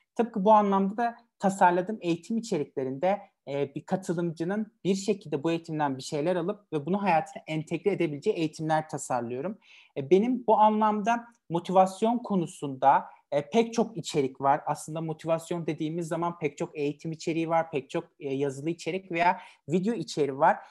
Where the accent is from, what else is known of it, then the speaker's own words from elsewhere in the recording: Elazığ Province, Turkey; 8 Mayıs 1998 tarihinde Elazığ'da doğdum